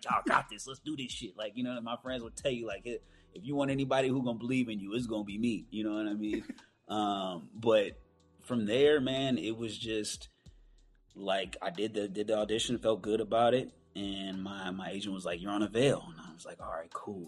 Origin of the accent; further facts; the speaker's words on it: Oakland, California, United States; also born or lived in Antioch, California; We're both from the Bay Area, Oakland. I'm from Oakland and Antioch